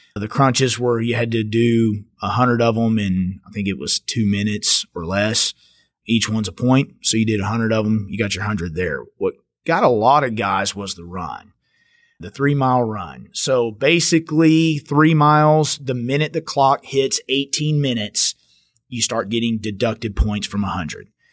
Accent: Richland Hills, Texas, United States; I grew up here, right here, just outside of Fort Worth, Richland Hills

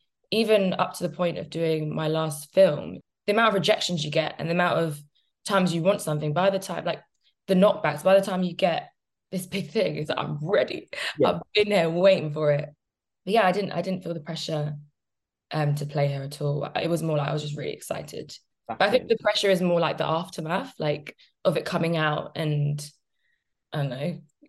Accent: Jamaica; I'm Jamaican

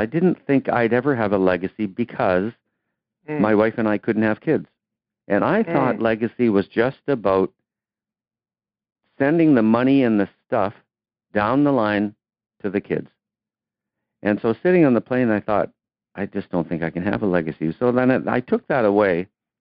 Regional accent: Canada; I'm a Canadian kid. Played hockey

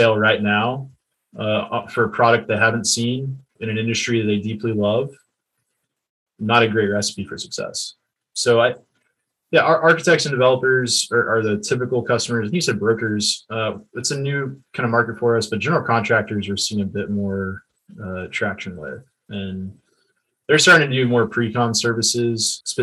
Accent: Texas, United States; I'm an entrepreneur from Texas

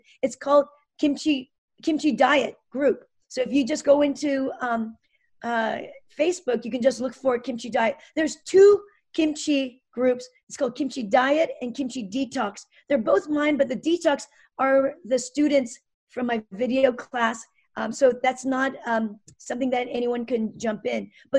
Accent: United States; I just introduced myself that I'm a natural medicine doctor and I'm very interested. I'm from America.

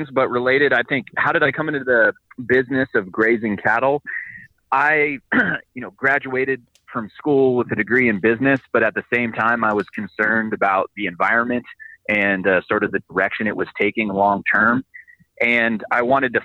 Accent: Bay Area, California, United States; I'm from the Bay Area as well

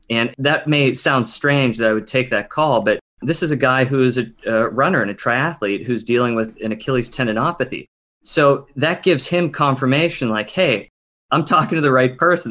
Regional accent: Pittsburgh, Pennsylvania, United States; moved away as an adult; also born or lived in Delaware / New York City; now in Seattle, United States; I grew up on the East Coast in Pittsburgh, Pennsylvania, Western PA

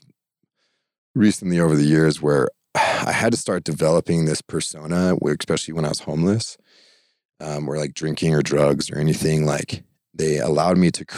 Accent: Idaho, United States; moved away as an adult; also born or lived in Pocatello, Idaho; I'm from Idaho

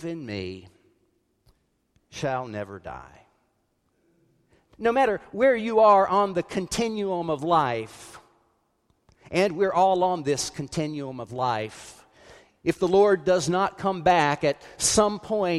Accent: South Carolina, United States; When I grew up in South Carolina

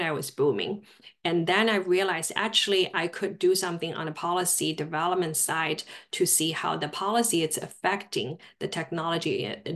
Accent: Shanghai, China; English is a second language; moved away as an adult; also born or lived in Durham, North Carolina; now in United States; I grew up in Shanghai, China.

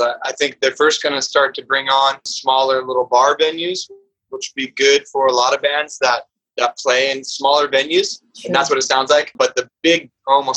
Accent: Tacoma, Washington, United States; also born or lived in San Diego; now in Portland, United States; my hometown where I went to high school in Tacoma, Washington

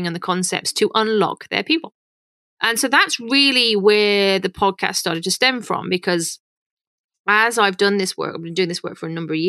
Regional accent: United Kingdom; accent: British; moved away as an adult; now in Canada; probably guessed by my accent that I'm British.

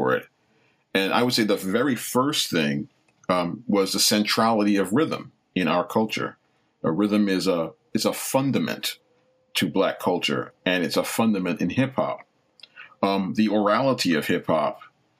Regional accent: Long Island, New York, United States; also born or lived in Brooklyn; When I was just around 8 years old, we moved out to Long Island

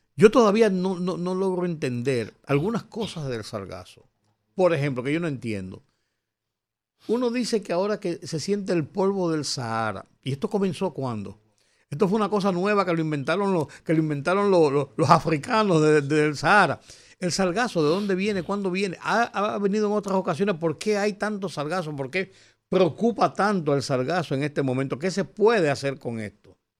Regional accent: Dominican Republic

